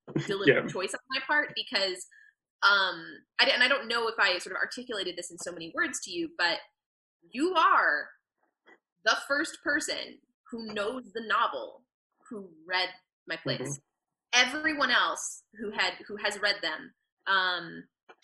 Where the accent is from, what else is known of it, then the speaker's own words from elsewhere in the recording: Portland, Oregon, United States; my hometown of Portland, Oregon